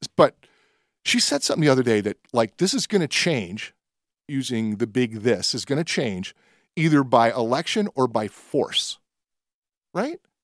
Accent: Nashville, Tennessee, United States; I was born in the South. I was born in Nashville

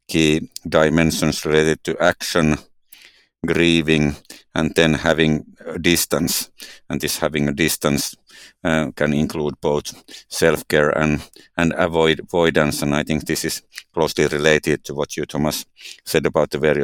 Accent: Finland; growing in Nigeria and growing up in Finland are quite different areas

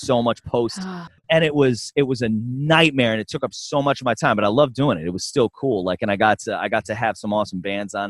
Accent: New York, United States; I grew up in New York

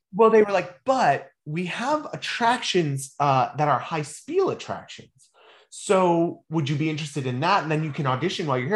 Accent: Mount Pleasant, Michigan, United States; moved away as an adult; also born or lived in Charlotte, North Carolina; now in Central Florida, United States; I was raised in Mount Pleasant, ah, Michigan

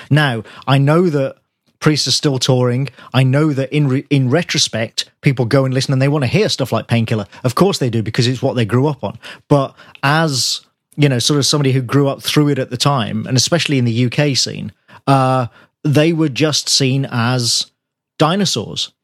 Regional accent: Birmingham, West Midlands, United Kingdom; born or raised there

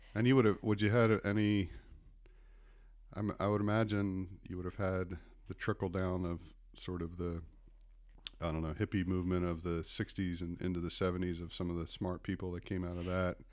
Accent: East Coast, United States; I grew up on the East Coast

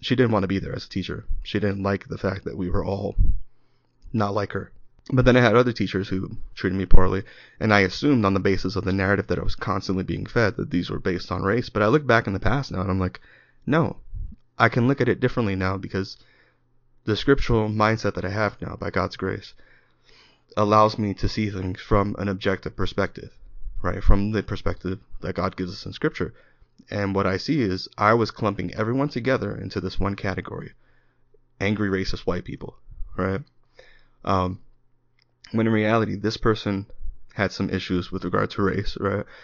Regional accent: New York City, New York, United States; I grew up in New York, I grew up in the Bronx

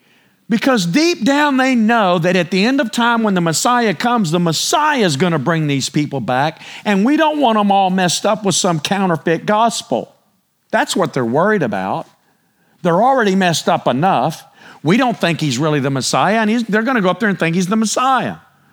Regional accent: Texas, United States; But I'm telling y'all, I'm Texan. Preach it. I mean, I'm just Texan. I was born and raised right here.

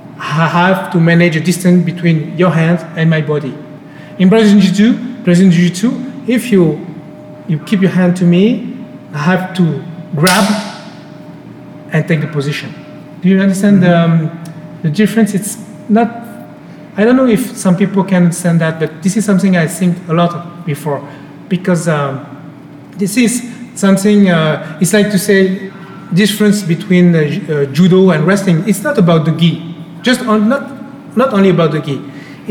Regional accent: Paris, Île-de-France, France; English is a second language; also born or lived in Spain; I was born in Spain, and one after I came to Paris, so I'm completely French

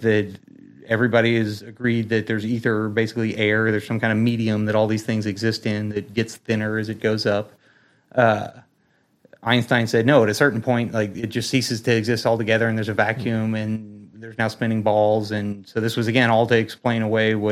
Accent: United States; I'm an American

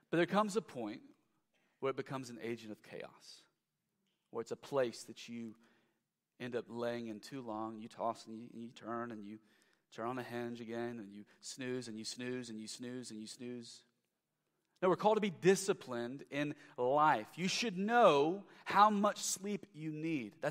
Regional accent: Lexington, Kentucky, United States; I'm from Lexington, the downtown Lexington area uh, years ago uh, was just lacking.

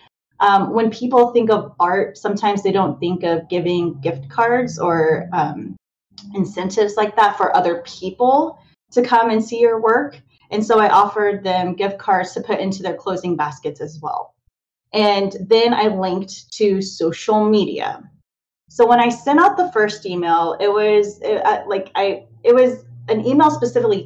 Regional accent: Kansas City, Missouri, United States; moved away as an adult; now in near Baltimore, United States; I was originally from the Missouri area, Kansas City

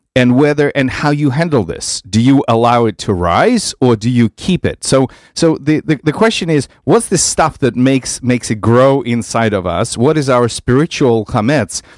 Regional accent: Vitebsk, Vitebsk Region, Belarus; moved away; I grew up in Vitebsk, in Belarus.

